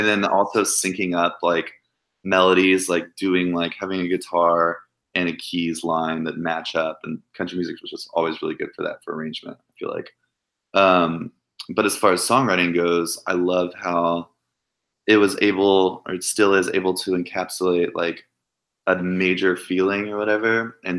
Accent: Cleburne, Texas, United States; moved away as an adult; also born or lived in Fort Worth, Texas; now in Nashville, United States; I grew up in Cleburne, Texas, which is like 45 minutes outside of Fort Worth. And we moved there when I was like 11.

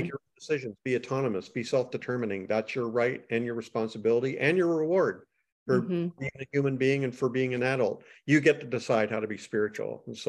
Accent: Canada; I'm Canadian.

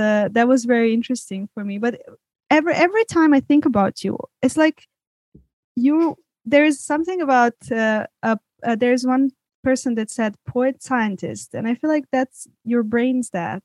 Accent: Serbia; moved away; growing up in Serbia

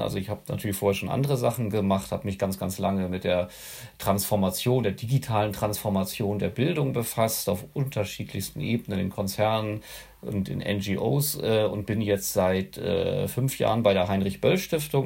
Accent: Schleswig-Holstein, Germany; also born or lived in Hannover; danach bin ich äh, im Dorf äh, hier in Schleswig-Holstein dann weiter groß geworden

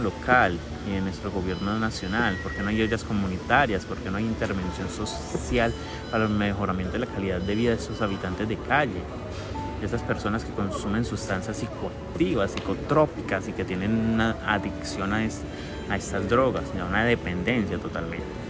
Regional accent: Cali, Valle del Cauca, Colombia; mi ciudad, yo soy caleño

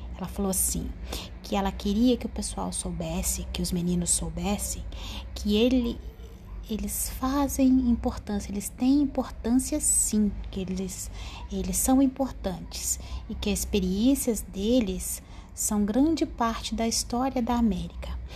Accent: Brazil; a gente é do Brasil

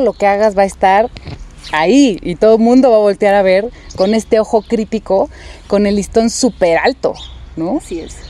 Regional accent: Mexico; nuestro México

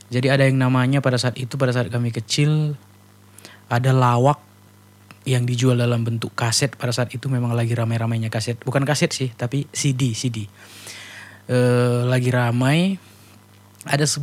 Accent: North Sumatra, Indonesia; karena aku juga orang Karo

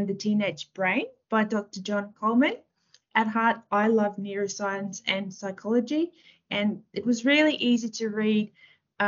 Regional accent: South Africa; moved away as an adult; also born or lived in Taiwan / Western Australia / Central Queensland; now in Australia; I grew up in South Africa and I've graduated my Bachelor of Arts degree there.

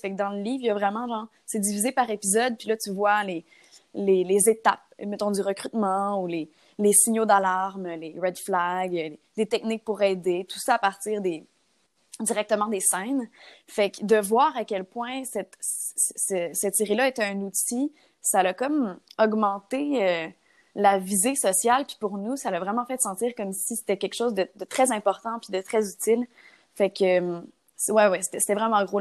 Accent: Gatineau, Quebec, Canada; moved away as an adult; now in Montreal, Canada; je viens de Gatineau. depuis euh, quelques années, depuis trois ans en fait, je suis à Montréal

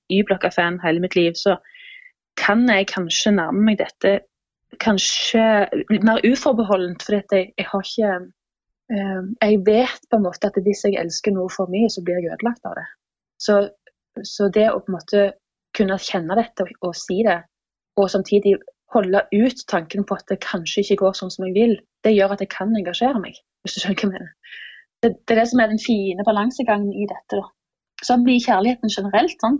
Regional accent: Jæren, Rogaland, Norway; now in Oslo, Norway; jeg kommer fra Jæren. Jeg har bodd i Oslo siden 2006

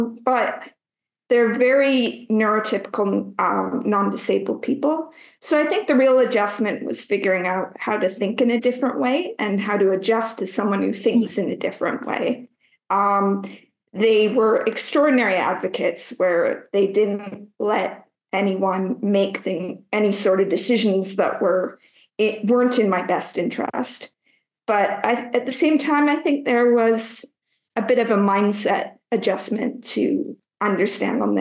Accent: Canada; accent: Canadian; now in Morocco; currently I'm a Canadian, as many can hear by my accent, but I'm based over in Morocco right now

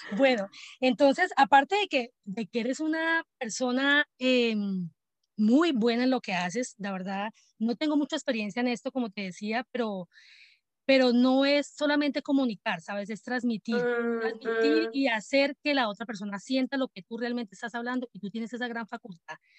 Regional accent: Colombia; now in Atlanta, United States; yo soy de Colombia, pero pues no estoy viviendo en Colombia, vivo en este momento en Atlanta, Estados Unidos

